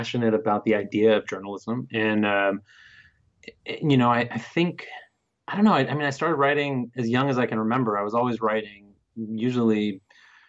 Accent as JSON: {"language": "English", "area": "Bay Area", "region": "California", "country": "United States", "said": "I'm from the Bay Area"}